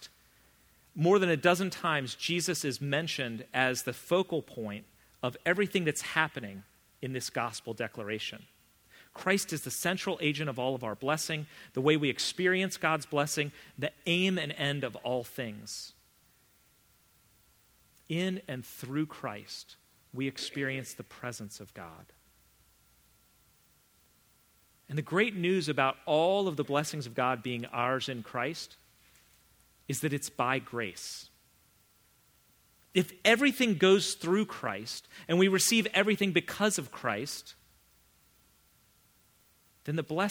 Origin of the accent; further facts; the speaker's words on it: Vienna, United States; I grew up in Vienna, not Texas